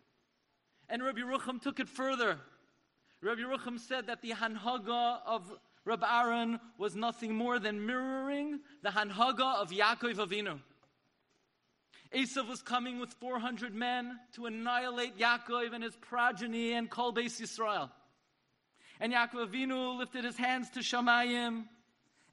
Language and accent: English; New York City, New York, United States; the shul that I grew up in the Aguda of Avenue L in Flatbush.